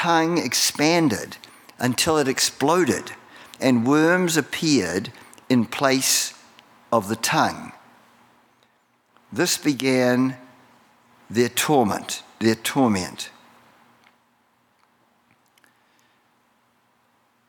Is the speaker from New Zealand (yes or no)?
yes; New Zealand; moved away as an adult; now in United States; Well, I was born in New Zealand. I've got a New Zealand citizenship